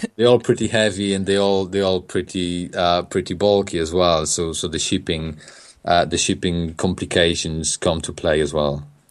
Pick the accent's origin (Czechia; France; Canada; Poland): Poland; English is a second language; moved away as an adult; also born or lived in England; now in United Kingdom; I'm from Poland. I came, I came to England in, uh, in two thousand and, two thousand five.